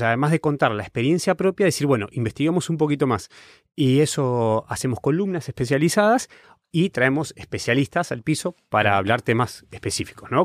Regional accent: Patagonia, Argentina; moved away as an adult; also born or lived in Buenos Aires, Argentina / Italy; now in Berlin, Germany; yo soy de la Patagonia, soy del sur. Eh, cuando me fui a estudiar a Buenos Aires, la disfruté como la gran ciudad y, ahí viví 10 años

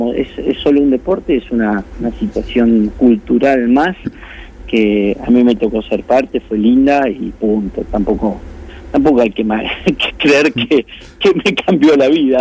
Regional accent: La Plata, Buenos Aires Province, Argentina; moved away as an adult; now in Spain; cuando tenía seis años, mi padre me llevó a jugar al rugby a La Plata Rugby Club y desde ese momento no me fui jamás

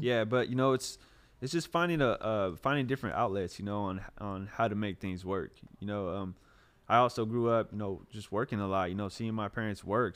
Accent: Clovis, California, United States; also born or lived in Hayward, California; I moved, uh, to Clovis when I was in, uh, third grade.

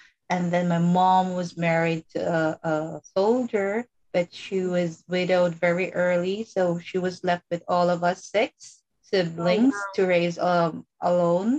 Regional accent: Philippines; even though I grew up in the Philippines

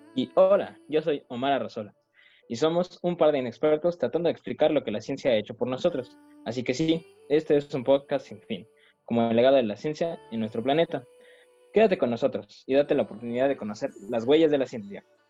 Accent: Mexico; Como todo mexicano

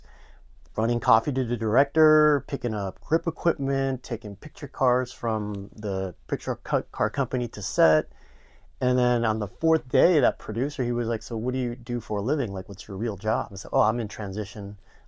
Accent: Los Angeles, California, United States; also born or lived in Boston; I grew up here in the San Fernando Valley over in Canoga Park, which is not too far away

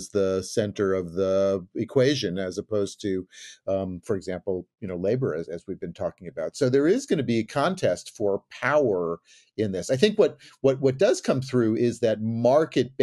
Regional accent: California, United States; as the Californian, as the resident Californian here

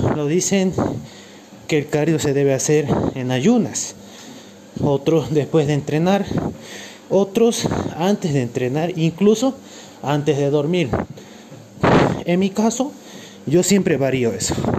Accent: Cochabamba, Bolivia; Soy de Cochabamba, Bolivia.

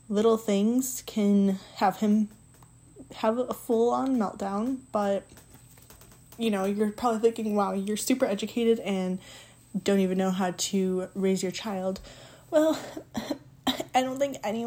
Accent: Detroit, Michigan, United States; moved away as an adult; now in South Bend, United States; I grew up in Detroit, Michigan, like Detroit. A city in Southwest in Mexican Town.

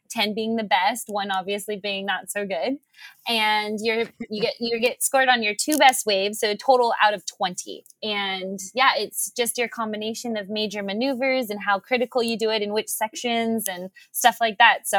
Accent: Honolulu, Hawaii, United States; five years old here on in Honolulu on the South Shore of Oahu at Waikiki Beach with my dad.

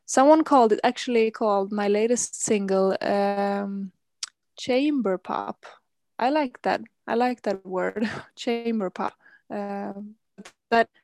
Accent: Gothenburg, Västra Götaland, Sweden; I'm calling from Gothenburg, which is the second biggest city of Sweden. It's located on the west coast, and here this is the place where I've grown up and lived most of my life.

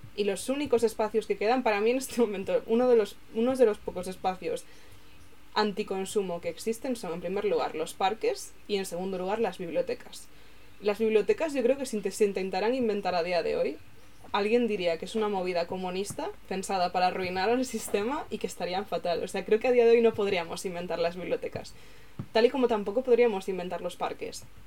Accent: Galicia, Spain; como persona gallega

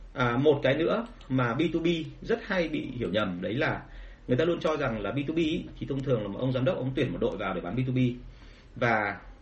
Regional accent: Vietnam

